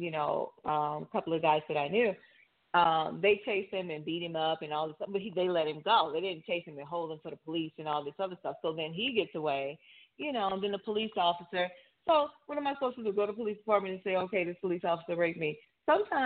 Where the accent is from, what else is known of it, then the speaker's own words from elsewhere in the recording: New Orleans, Louisiana, United States; my hometown, New Orleans